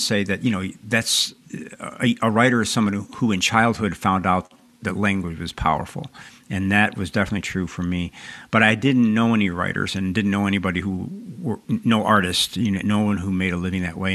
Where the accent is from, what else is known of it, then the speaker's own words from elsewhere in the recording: Chicago, Illinois, United States; also born or lived in Texas; I was born in Texas, and I grew up on the south side of Chicago